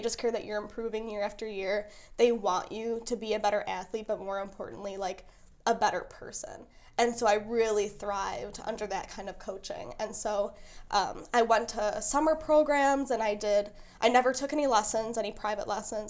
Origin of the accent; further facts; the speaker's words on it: Kenosha, Wisconsin, United States; I grew up in Kenosha.